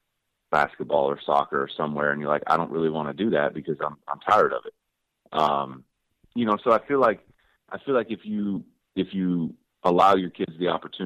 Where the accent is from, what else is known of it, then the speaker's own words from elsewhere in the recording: the Northwest, Pacific Northwest, United States; I grew up in the Northwest.